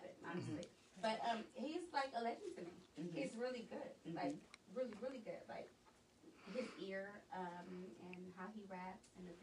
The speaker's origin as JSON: {"language": "English", "town": "Oakland", "region": "California", "country": "United States", "said": "I'm from Oakland."}